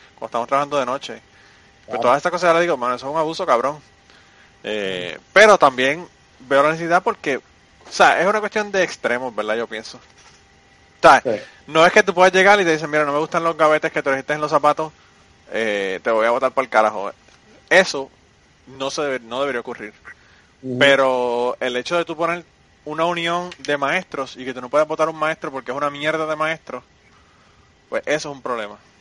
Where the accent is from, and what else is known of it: Puerto Rico